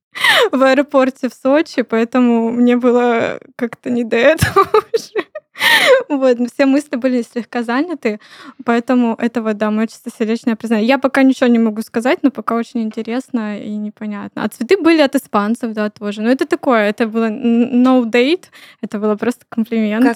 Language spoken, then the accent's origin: Russian; Krasnodar, Krasnodar Krai, Russia; мы все из Краснодара оказались.